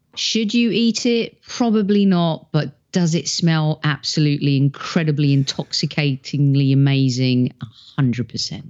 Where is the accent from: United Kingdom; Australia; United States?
United Kingdom; England; moved away; growing up in England